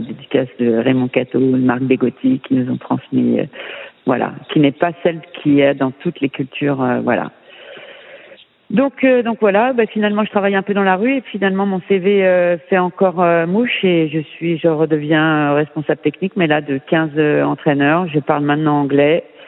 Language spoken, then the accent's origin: French; France; moved away as an adult; je suis française.